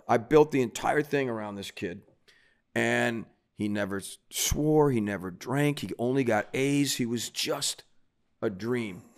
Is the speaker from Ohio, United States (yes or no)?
yes; Cleveland, Ohio, United States; moved away as an adult; also born or lived in New York City; now in New Jersey, United States; growing up in Cleveland